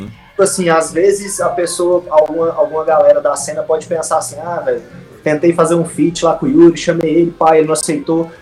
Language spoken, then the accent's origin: Portuguese; Goiânia, Goiás, Brazil; Eu, o Lucão, o Potter e o Zex somos de Goiânia